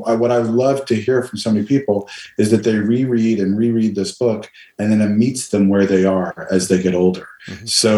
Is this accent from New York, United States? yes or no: yes; New York City, New York, United States; Born and raised. I only got as far from, born and raised in Manhattan. And then I got as far as Brooklyn. That's where I'm staying.